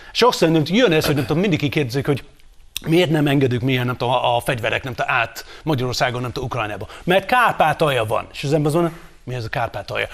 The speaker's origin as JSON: {"language": "Hungarian", "region": "Scotland", "country": "United Kingdom", "second_language": "Hungarian", "moved": "yes", "lives_now": "Hungary", "said": "én, mint nem született magyar, én, aki magyar lettem"}